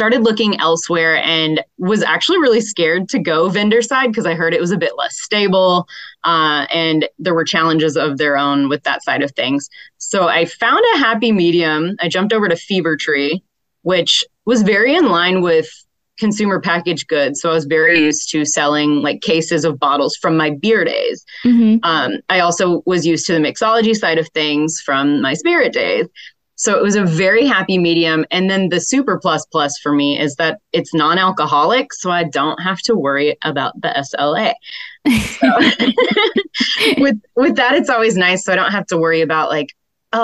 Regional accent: Louisville, Kentucky, United States; moved away as an adult; now in New York City, United States; Originally, I'm from Louisville, Kentucky area

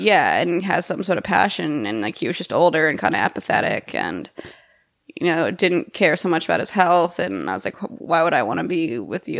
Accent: Texas, United States; moved away; I went home to Texas this summer

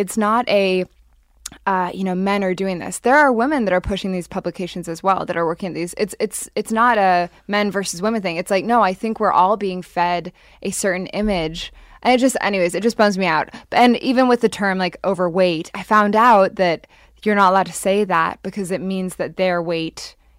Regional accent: Hong Kong; also born or lived in London, United Kingdom / Japan; So I was born in London and then moved to Japan when I was 4 and then Hong Kong. So I basically lived there. Japan for 6 years, Hong Kong 8 years.

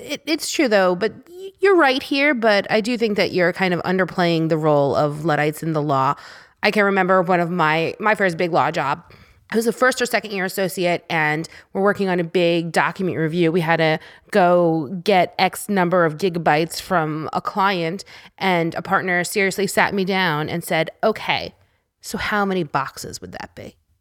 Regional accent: New York, United States; I grew up in New York, and school always started after Labor Day.

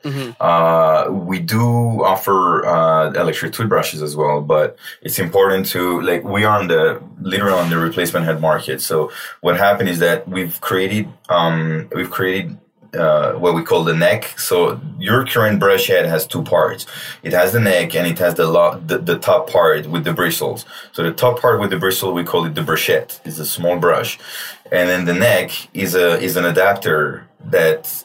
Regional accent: Paris, Île-de-France, France; moved away as an adult; also born or lived in New York, United States / China; now in Los Angeles, United States; I'm born and raised in Paris for 20 plus years.

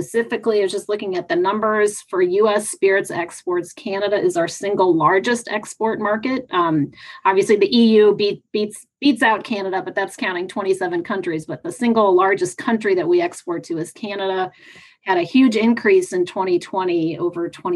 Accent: Missouri, United States; moved away; I was just recently in my home state

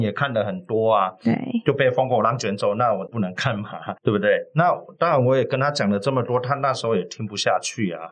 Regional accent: Kaohsiung, Taiwan; now in Taipei, Taiwan; 我来自高雄哈，是北漂七年

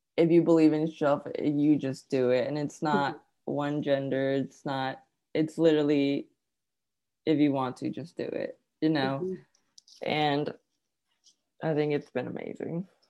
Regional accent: California, United States; also born or lived in Arkansas; now in Chattanooga, United States; i was born and raised in california

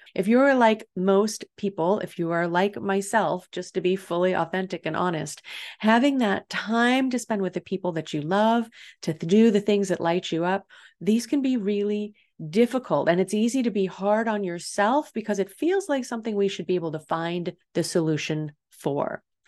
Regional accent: Illinois, United States; now in San Diego, United States; here in San Diego, we don't have the same seasons that I grew up with in Illinois

